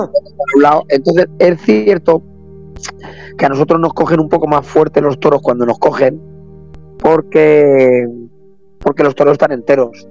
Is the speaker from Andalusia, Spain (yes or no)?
no; Arganda del Rey, Community of Madrid, Spain; soy de Arganda del Rey